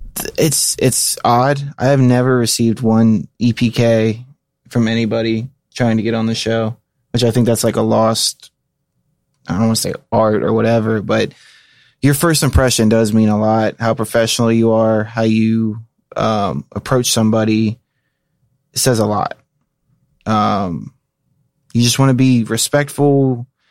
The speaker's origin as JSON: {"language": "English", "town": "Cincinnati", "region": "Ohio", "country": "United States", "tie": "born or raised there", "said": "I take pride in my hometown where I'm from"}